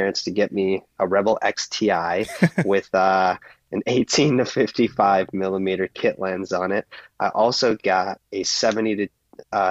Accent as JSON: {"language": "English", "region": "Minnesota", "country": "United States", "tie": "born or raised there", "also_born_or_lived": "New Brighton, Minnesota / Golden Valley, Minnesota", "said": "I'm from Minneapolis, Minnesota. I guess I'm from Minnesota primarily. I've lived in a few different cities in Minnesota, kind of all over the place."}